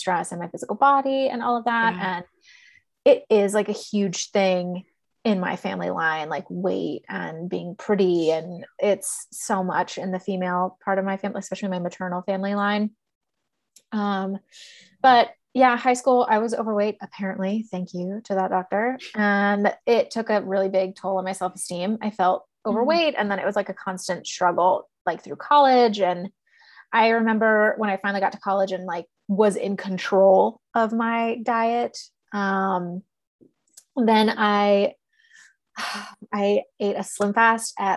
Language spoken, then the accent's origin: English; Texas, United States; I grew up in Texas